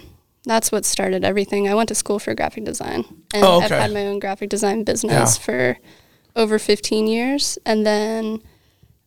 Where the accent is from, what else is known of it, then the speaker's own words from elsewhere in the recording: outside of Philadelphia, Pennsylvania, United States; moved away as an adult; also born or lived in Utah; now in Alaska, United States; I was born in Pennsylvania outside of Philly.